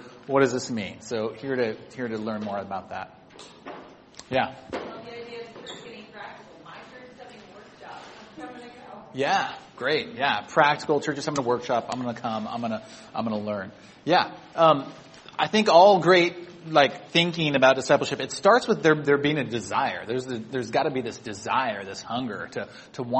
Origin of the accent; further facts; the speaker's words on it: Sacramento, California, United States; moved away as an adult; also born or lived in Santa Barbara; now in Bay Area, United States; I grew up in Sacramento, 2 hours away, and then college down in Santa Barbara.